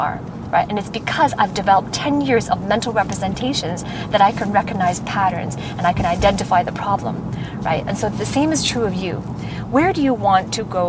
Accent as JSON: {"language": "English", "town": "Vancouver", "region": "British Columbia", "country": "Canada", "tie": "born or raised there", "said": "in my hometown in Vancouver"}